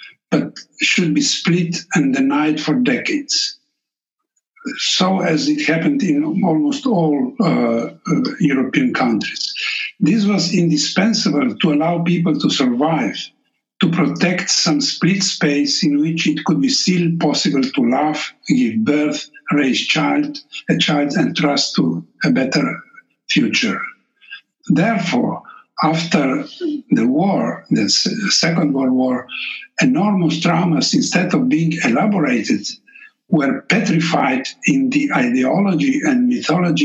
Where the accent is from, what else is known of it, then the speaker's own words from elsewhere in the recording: Trieste, Friuli-Venezia Giulia, Italy; first language Slovenian; English is a second language; Slovenian is my mother tongue, and I have lived all my life outside Yugoslavia, in Italy, in Trieste